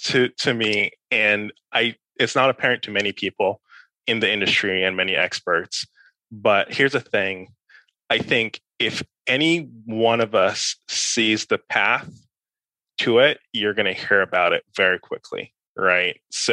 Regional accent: New York, United States; born there; also born or lived in Caribbean; I was born in New York. I grew up partially in the Caribbean. I moved between a couple US cities in kind of the middle school, high school, time period.

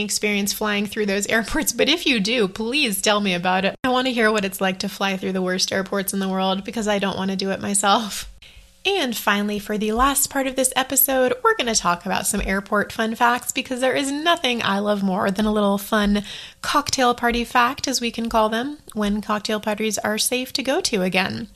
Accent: United States

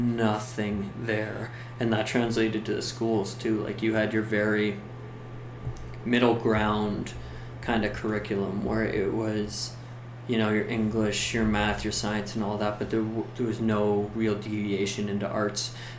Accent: Canada; being Canadian, I couldn't go down to LA and just start working because

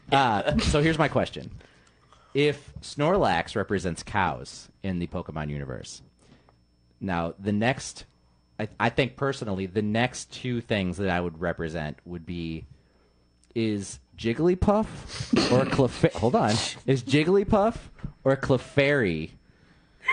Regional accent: just outside of Chicago, Illinois, United States; I grew up just outside of Chicago

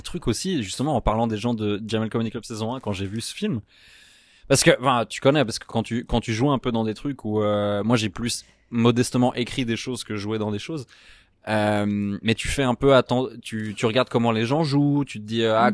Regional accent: Switzerland; moi, je suis suisse

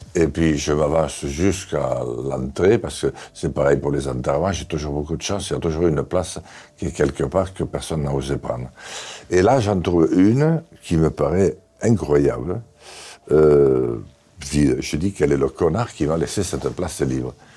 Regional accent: Béarn, Nouvelle-Aquitaine, France; je suis béarnais

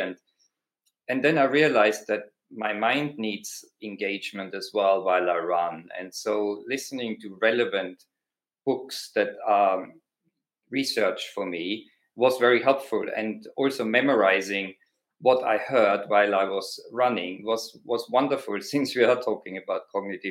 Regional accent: Austria; accent: Austrian; my accent, that's an Austrian accent

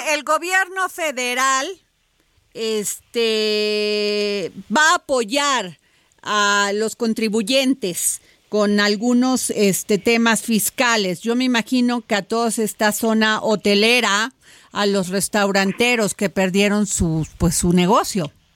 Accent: Veracruz, Mexico; moved away; mi pueblo Veracruz

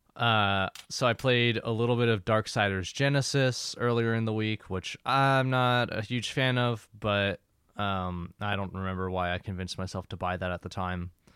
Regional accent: Philadelphia, Pennsylvania, United States; moved away; I'm from Philly

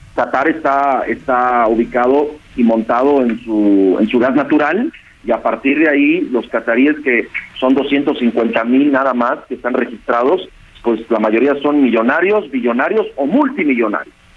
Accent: Mexico; nosotros como, como mexicanos

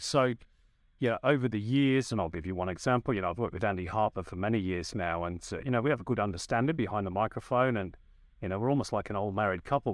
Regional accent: North West England, United Kingdom; moved away as an adult; now in Australia; as you can tell by my accent, I started in the U K. That's where I'm from. I'm from the northwest of England.

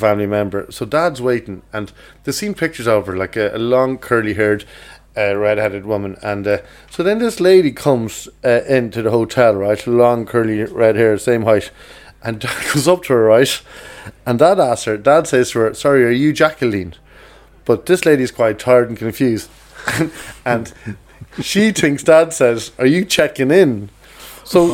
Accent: Kells, Ireland; moved away; I was in Kells, my hometown there

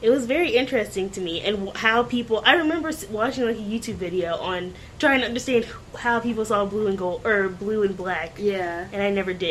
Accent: Pennsylvania, United States

